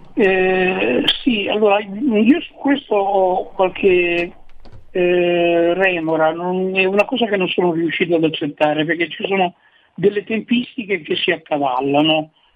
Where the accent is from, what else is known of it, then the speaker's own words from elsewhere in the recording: Turin, Piedmont, Italy; Io sono di Torino